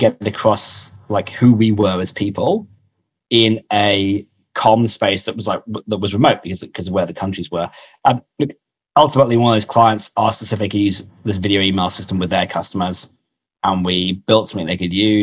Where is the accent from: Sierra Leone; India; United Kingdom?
United Kingdom; moved away as an adult; also born or lived in London; now in Australia; I'm actually British originally, or POM as they call us here in Australia. Moved out here 11 years ago as a younger man